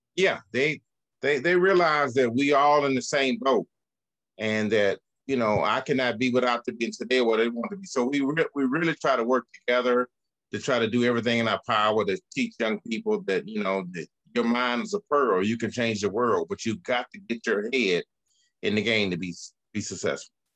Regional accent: Birmingham, Alabama, United States; I grew up in the Birmingham housing projects.

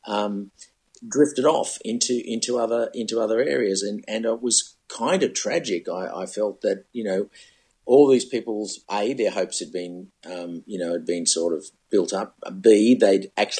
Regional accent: Sydney, New South Wales, Australia; moved away as an adult; now in Melbourne, Australia; When I first got to Melbourne, I was raised in Sydney, and I did my apprenticeship in TV stations in Sydney.

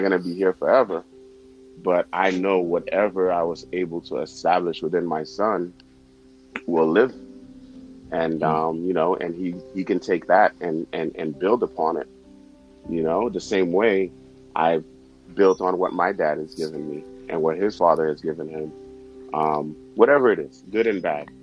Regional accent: Haiti; English is a second language; now in New York, United States; I was born in Haiti and um, I have to give my parents props because when I, we came here, we didn't have anything

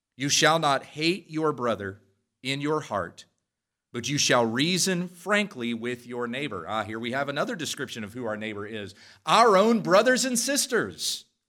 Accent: Western Kansas, United States; I grew up in Western Kansas

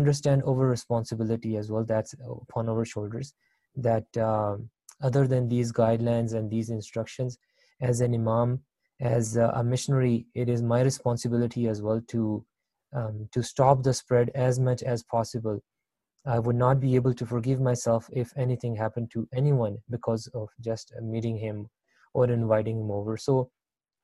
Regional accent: Libya; now in Canada; I was born and raised in Libya.

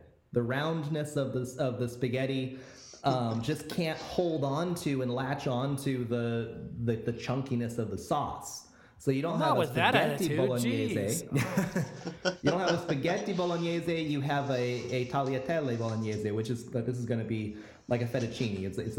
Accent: United States; me as an American, as a Mexican-American encountering this

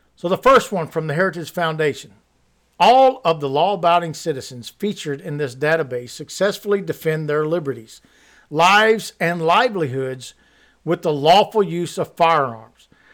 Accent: Missouri, United States; I'm from Missouri

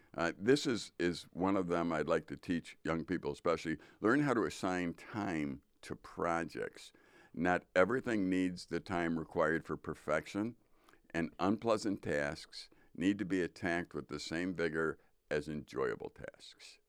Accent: Midwest, United States; I'm a Midwesterner

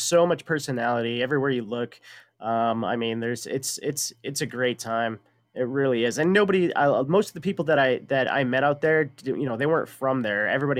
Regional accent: San Bernardino, California, United States; born there; I was born in San Bernardino, Los Angeles County.

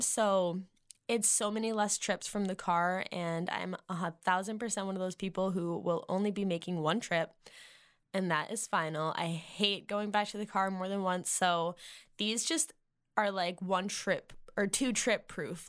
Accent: Massachusetts, United States; moved away; I'm from Massachusetts

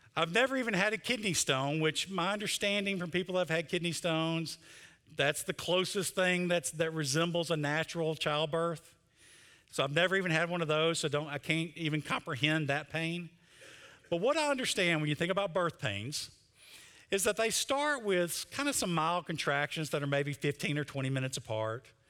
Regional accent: Mississippi, United States; I'm from Mississippi

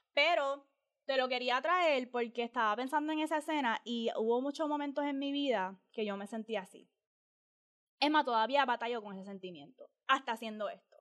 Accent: Puerto Rico; como boricua

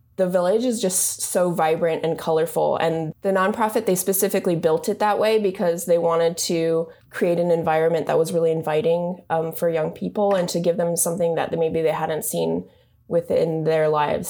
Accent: Japan; also born or lived in California; now in Bay Area, United States; I'm actually from Japan. I moved to the U S about twelve years ago

